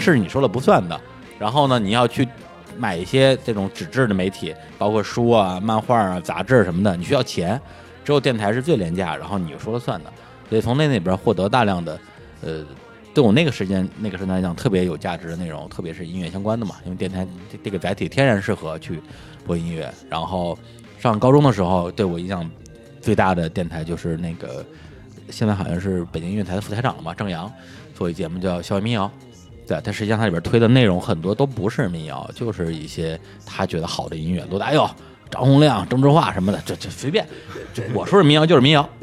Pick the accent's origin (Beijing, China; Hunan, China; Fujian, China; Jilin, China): Beijing, China; 我这个来自于北京市门头沟区，然后是一个山区人民